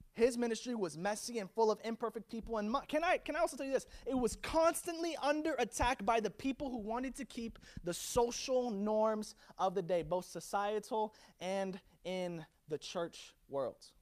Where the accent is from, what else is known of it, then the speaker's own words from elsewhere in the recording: Virginia, United States; now in Orlando, United States; I was born in Virginia